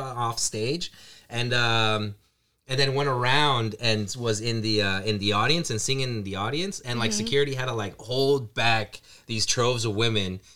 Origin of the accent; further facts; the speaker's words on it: Reno, Nevada, United States; moved away as an adult; now in Canada; I grew up in Reno and, you know, and I came up to Canada, you know, a few years ago.